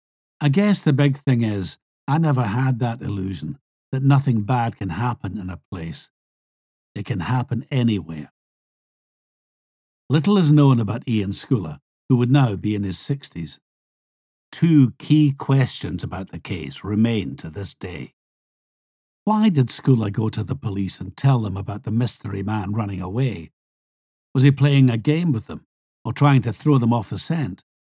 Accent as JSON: {"language": "English", "region": "Scotland", "country": "United Kingdom", "tie": "born or raised there", "said": "Where I grew up in Huntley Drive, we used to cut through the hedge in my back garden to go through Brayside Place all the time."}